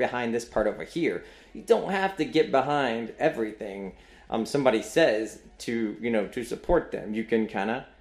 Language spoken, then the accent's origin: English; North Carolina, United States; I am from North Carolina.